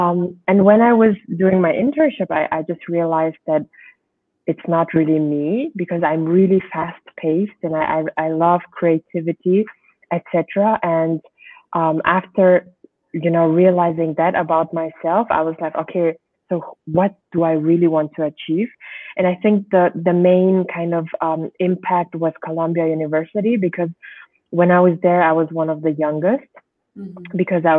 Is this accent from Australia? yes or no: no; Germany; also born or lived in Switzerland / France / United States; now in Mongolia; But yeah, I grew up in Germany. I was in Switzerland as well. I was in France as well. And then later on, I did my master's degree in the United States and finally came back in 2012 to Mongolia.